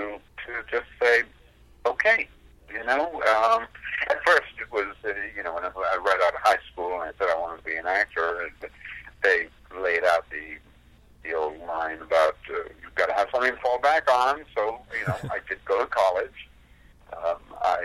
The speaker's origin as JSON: {"language": "English", "country": "India", "moved": "as an adult", "lives_now": "United States", "said": "I left India to come to America"}